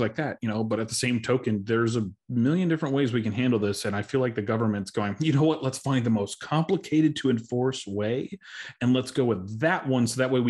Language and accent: English; Arizona, United States; Cause I'm from Arizona. I have no idea who that person is.